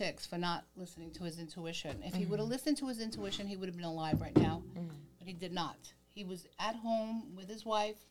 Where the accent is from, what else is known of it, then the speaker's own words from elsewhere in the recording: New York City, New York, United States; now in Staten Island, United States; I'm from East New York. I grew up in East New York.